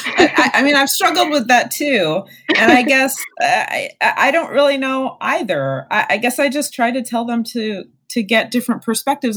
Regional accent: Arizona, United States; now in Ohio, United States; my home state of Arizona

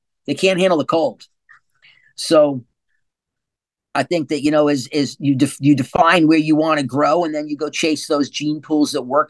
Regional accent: California, United States; I'm from California. You know, I don't think you understand. California's a mess.

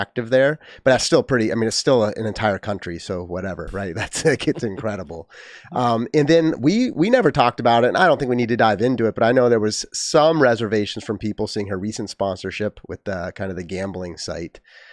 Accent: United States; I'm not German. I'm American.

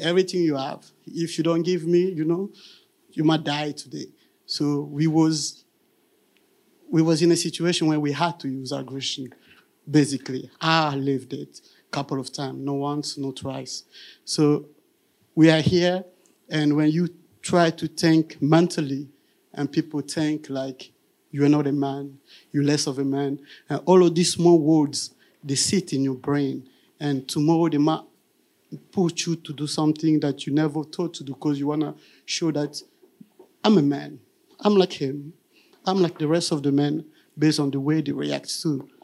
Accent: Kinshasa, DR Congo; moved away; I'm from Kinshasa, and Kinshasa, you cannot just leave your house

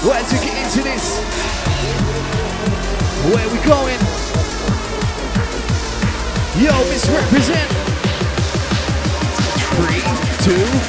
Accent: Sittingbourne, South East England, United Kingdom; I'm coming from Sittingbourne down in Kent

